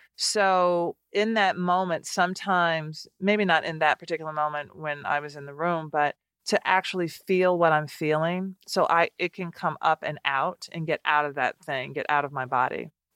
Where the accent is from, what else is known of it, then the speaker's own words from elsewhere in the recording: Nashville, Tennessee, United States; moved away as an adult; now in Washington, D.C., United States; growing up in Nashville and having these small restaurants